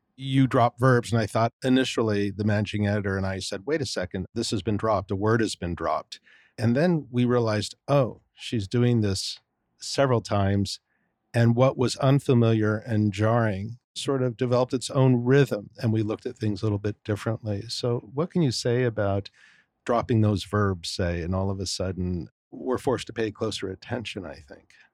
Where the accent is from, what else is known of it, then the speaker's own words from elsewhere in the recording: California, United States; moved away; being a Californian myself originally